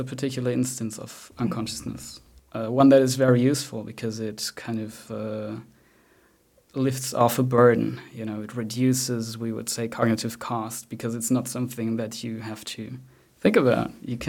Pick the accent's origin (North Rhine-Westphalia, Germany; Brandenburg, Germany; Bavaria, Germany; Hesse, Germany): Bavaria, Germany; So I grew up in Bavaria, and sometimes my inner speech is Bavarian, although I do not have that accent at all.